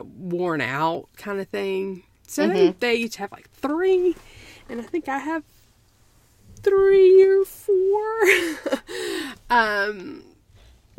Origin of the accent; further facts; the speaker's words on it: South Carolina, United States; I was born in South Carolina and in the 1970s.